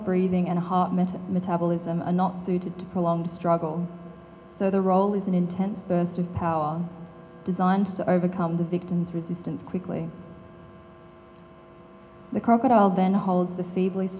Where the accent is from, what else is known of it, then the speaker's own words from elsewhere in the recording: Northern Territory, Australia; I grew up in the Northern Territory